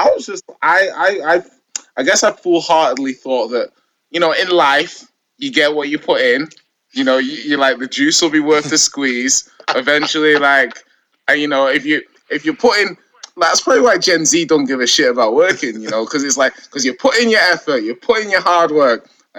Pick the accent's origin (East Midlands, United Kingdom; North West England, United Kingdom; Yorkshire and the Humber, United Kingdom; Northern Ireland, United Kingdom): North West England, United Kingdom; Manchester; also born or lived in North London; I lived in London, like North London when I was younger. My parents kind of, my dad moved around a bit. He's a doctor, so he's kind of locum in different parts of the country. So I was like, you know, around there when I was like 4, 5, 6, and then I moved to Manchester.